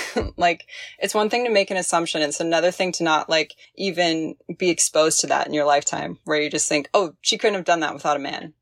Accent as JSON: {"language": "English", "region": "Midwest", "country": "United States", "tie": "born or raised there", "also_born_or_lived": "Arkansas / Hawaii / Seattle / Monterey, California", "moved": "as an adult", "said": "I was born in Arkansas. I grew up in the Midwest"}